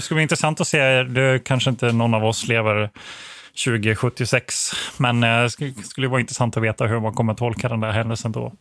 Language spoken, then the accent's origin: Swedish; Växjö, Kronoberg County, Sweden; also born or lived in Blekinge; som uppvuxen i det här området, jag är född i Växjö eh, och spenderat mycket tid i Blekinge